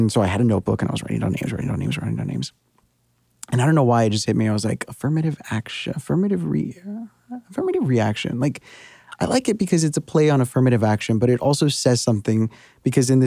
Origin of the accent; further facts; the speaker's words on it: United States; moved away as an adult; now in New York, United States; I can speak about border life because that's been my life for 30 years now. Even though I haven't lived there for 8 years